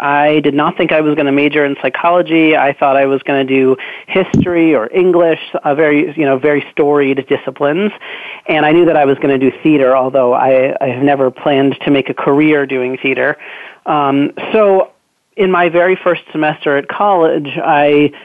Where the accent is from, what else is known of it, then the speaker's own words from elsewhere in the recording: Newton, Massachusetts, United States; I grew up in Newton, Massachusetts, which is the town next door.